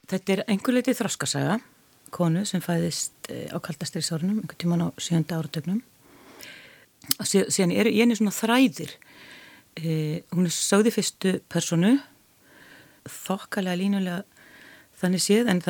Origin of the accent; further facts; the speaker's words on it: Hafnarfjörður, Capital Region, Iceland; ég ólst sjálf upp við klausturveginn í Hafnaferði